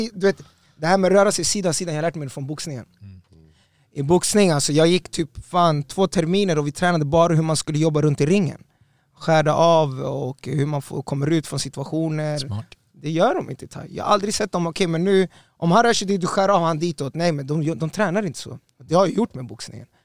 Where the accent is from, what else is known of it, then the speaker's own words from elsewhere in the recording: Stockholm, Stockholm County, Sweden; jag är från Östberga, jag är Östberga barn, jag är Östberga soldado